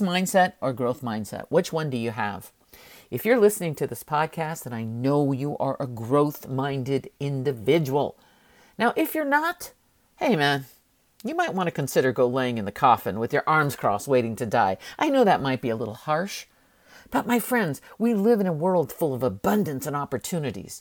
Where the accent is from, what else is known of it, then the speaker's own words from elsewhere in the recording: San Francisco, California, United States; we grew up very poor in San Francisco